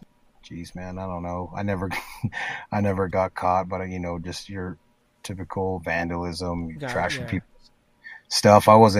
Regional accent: Spanish Fork, Utah, United States; We settled down, well, junior high. We settled down in a city called Spanish Fork when I was in middle school.

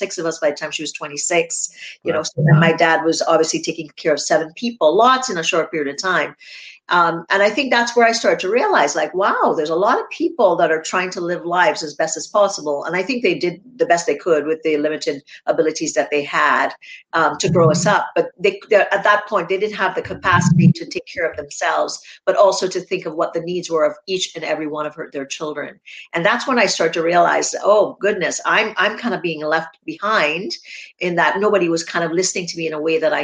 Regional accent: Trinidad & Tobago; I grew up in Trinidad and Tobago in the Caribbean.

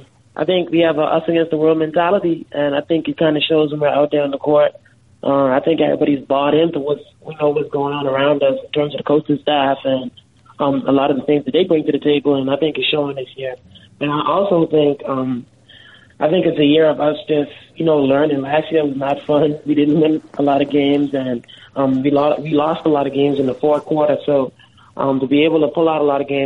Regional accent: Freeport, Grand Bahama, Bahamas; was born and raised in the Bahamas. Shout out to Freeport, Grand Bahama, to all my people back there in the 242. But, born and raised there.

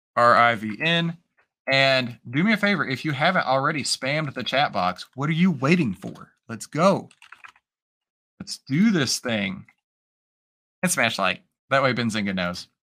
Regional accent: Texas, United States; I'm Texan

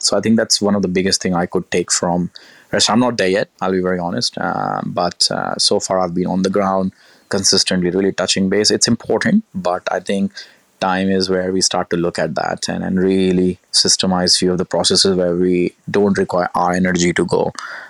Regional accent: Gujarat, India; also born or lived in Delhi / Kanpur; I'm originally from Kanpur, the central part of India, because that's where my roots are from. I was born in Delhi, spent very little time, but I grew up in Gujarat.

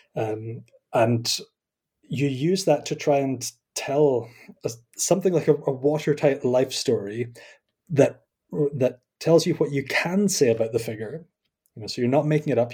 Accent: Scotland, United Kingdom; accent: Scottish; also born or lived in Kampen, Netherlands; I am Scottish, as you can probably tell by my accent

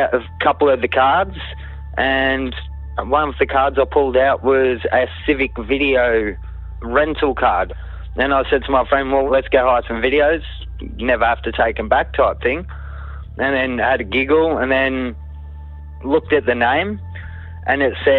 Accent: Kananook, Victoria, Australia; I grew up in Cannanook

